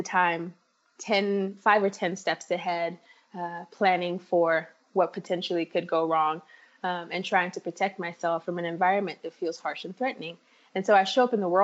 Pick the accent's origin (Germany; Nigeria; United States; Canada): Nigeria; moved away; I grew up in Nigeria